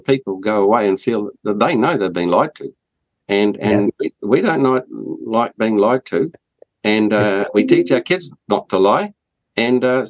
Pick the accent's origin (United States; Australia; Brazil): Australia; as an Australian